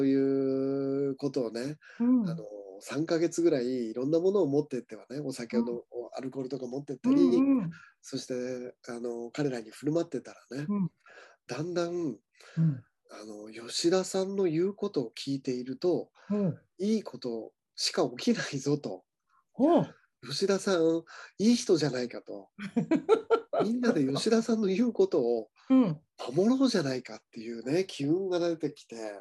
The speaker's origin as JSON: {"language": "Japanese", "region": "Niigata", "country": "Japan", "tie": "born or raised there", "said": "僕、新潟生まれなんですが、新潟の方"}